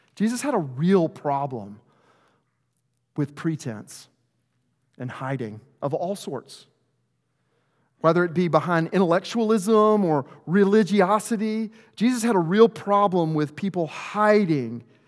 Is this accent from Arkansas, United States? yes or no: yes; Arkansas, United States; I'm from Arkansas, there's no greater rivalry than two little towns in the middle of nowhere